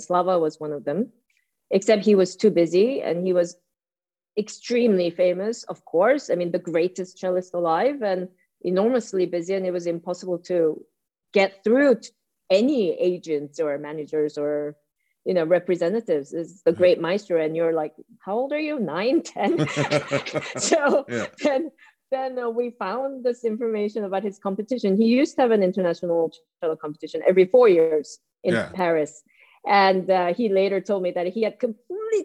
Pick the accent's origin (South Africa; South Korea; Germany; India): South Korea; I was born in South Korea, so far away from England